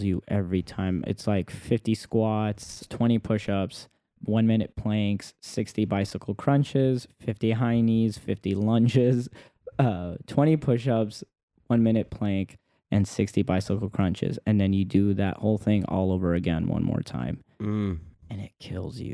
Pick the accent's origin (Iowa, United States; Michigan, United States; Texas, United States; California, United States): Texas, United States; Dallas; now in Los Angeles, United States